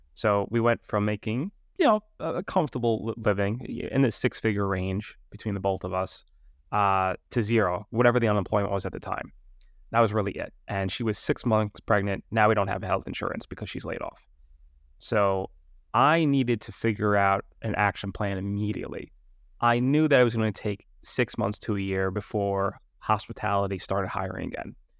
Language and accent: English; New York City, New York, United States; moved away; I'm from Staten Island, New York.